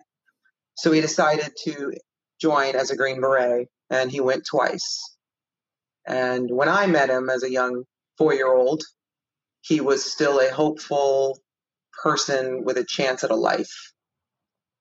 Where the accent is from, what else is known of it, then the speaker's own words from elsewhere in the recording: Miami, Florida, United States; now in California, United States; I grew up in Miami